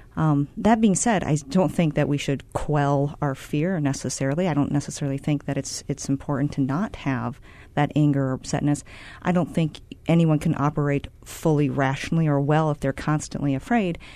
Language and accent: English; Cedar Rapids, Iowa, United States; I'm from Cedar Rapids, Iowa